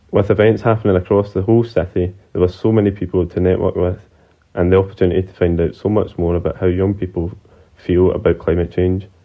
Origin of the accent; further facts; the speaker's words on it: Belgium; I'm from Belgium and part of the International Association of Students in Agricultural and Related Sciences